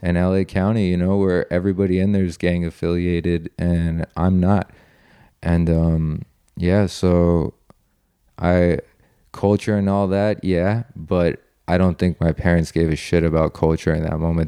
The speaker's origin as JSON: {"language": "English", "country": "Italy", "tie": "born or raised there", "also_born_or_lived": "Iran / California", "moved": "yes", "said": "I wanna go back to Italy, I wanna go back to my hometown"}